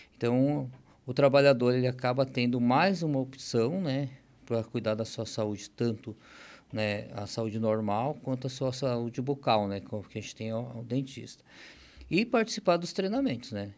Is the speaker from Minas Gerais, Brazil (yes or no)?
no; Rio Grande do Sul, Brazil; also born or lived in Tijucas, Santa Catarina; now in Santa Catarina, Brazil; A gente nascemos lá no Rio Grande do Sul e com o tempo não tinha oportunidade lá, a gente acabou vindo para Santa Catarina, vim parar em Tijucas